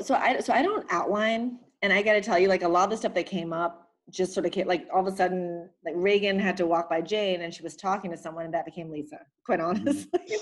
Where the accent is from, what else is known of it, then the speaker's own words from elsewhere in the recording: Philippines; I'm from the Philippines